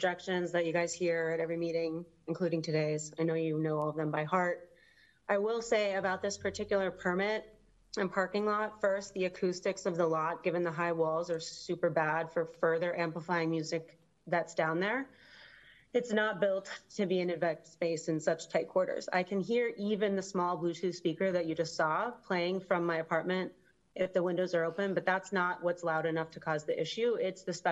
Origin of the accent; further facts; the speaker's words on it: Pittsburgh, Pennsylvania, United States; now in San Francisco, United States; I am from Pittsburgh, Pennsylvania